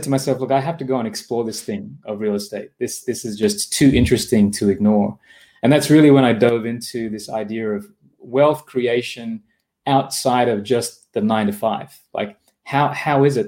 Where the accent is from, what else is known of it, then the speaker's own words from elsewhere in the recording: Australia; accent: Australian; moved away as an adult; also born or lived in Japan; my accent is from Australia because that's where I grew up